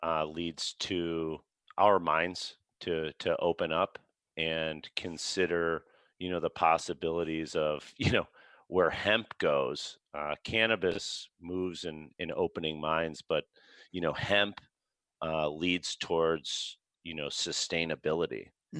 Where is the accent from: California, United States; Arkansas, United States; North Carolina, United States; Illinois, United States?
Illinois, United States; Chicago; I grew up in Chicago